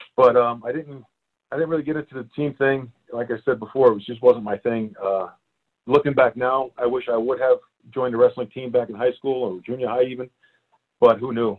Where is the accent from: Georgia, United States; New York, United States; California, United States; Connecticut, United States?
New York, United States; New York City; moved away as an adult; also born or lived in Staten Island, New York; now in Prescott, United States; I grew up in uh, Brooklyn, New York. I'm originally a Brooklyn boy, and uh, I lived there until I was probably like uh, I think it's ten or eleven